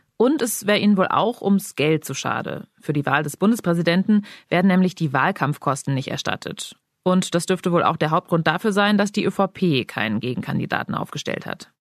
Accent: Germany; bei uns in Deutschland

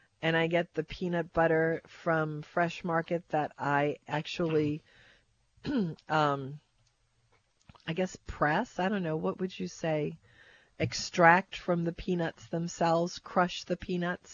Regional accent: Kenner, Louisiana, United States; I came from Westgate out in Kenner by Peak BMW

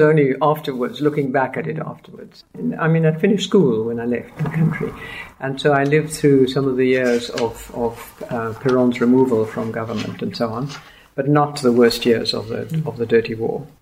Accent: Argentina; now in Cape Town, South Africa; I was born in Argentina

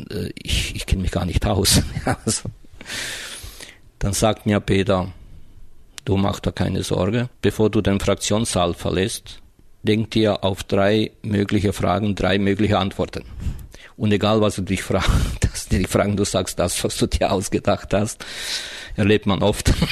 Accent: Croatia; ob das mit dem Arbeitersein und Gewerkschafter zusammenhängt oder mit meiner Herkunft, nämlich äh, als Kroate.

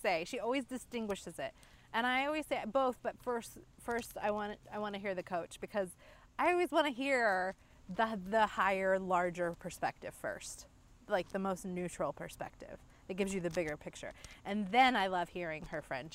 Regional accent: Dayton, Ohio, United States; I was born in Dayton, Ohio

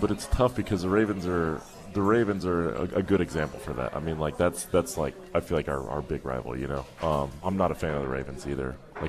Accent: Albuquerque, New Mexico, United States; moved away as an adult; now in Pittsburgh, United States; But back home, I mean, I'm from Albuquerque, New Mexico.

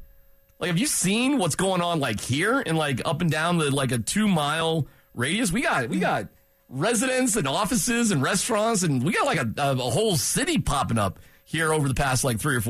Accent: Aurora, Colorado, United States; I'm from Aurora.

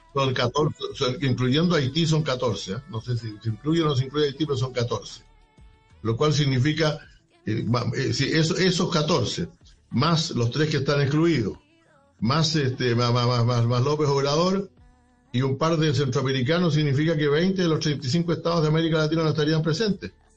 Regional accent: Chile; en mi país

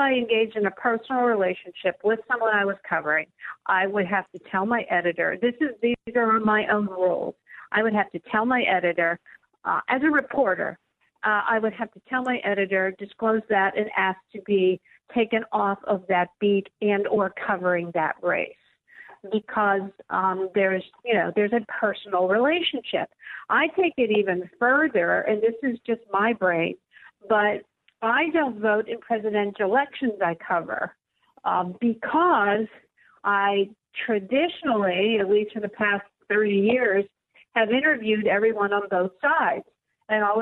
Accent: Pittsburgh, Pennsylvania, United States; here in my hometown of Pittsburgh

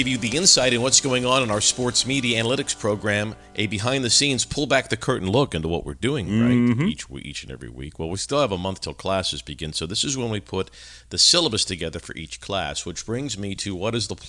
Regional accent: United States; we as Americans are, we come from the Brits.

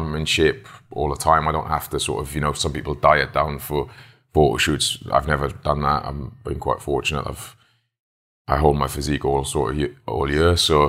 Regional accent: Wales, United Kingdom; Well, you play it in school, like back in Wales. You don't play football, you play rugby.

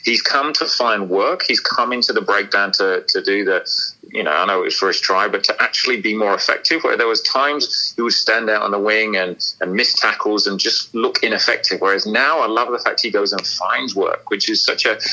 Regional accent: England, United Kingdom; as an Englishman

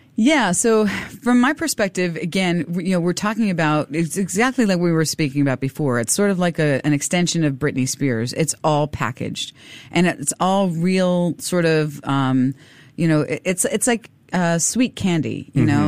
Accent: Miami, Florida, United States; also born or lived in South Korea / Europe; now in Singapore; I'm from Miami

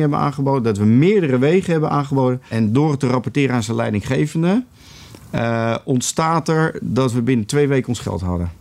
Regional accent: Netherlands; jij en ik eh, als Nederlanders

